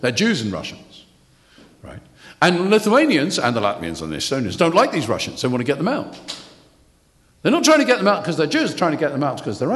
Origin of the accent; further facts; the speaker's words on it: United Kingdom; I know I'm British